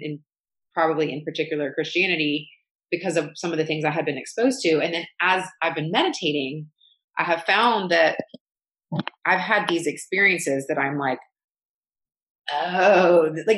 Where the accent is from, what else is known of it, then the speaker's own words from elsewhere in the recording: the South, United States; I grew up going in the South, going to a very like elite private school